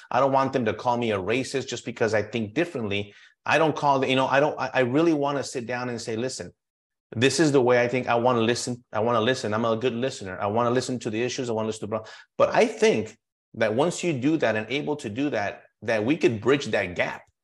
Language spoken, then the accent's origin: English; El Paso, Texas, United States; I'm born and raised in El Paso and Texas